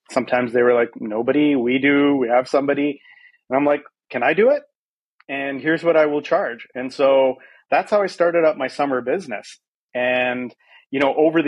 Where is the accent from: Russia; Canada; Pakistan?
Canada; Vancouver, British Columbia; moved away as an adult; also born or lived in South Africa; now in San Francisco, United States; I was at the age of 5 and I grew up in Vancouver, which I like to call home, although I do live in San Francisco today.